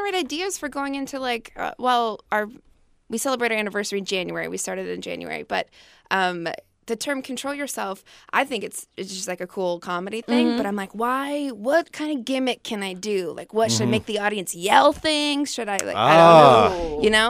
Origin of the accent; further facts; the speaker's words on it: Wisconsin, United States; Wisconsin. {S5} Oh, Wisconsin. {S4} Yeah. So born and raised Wisconsin.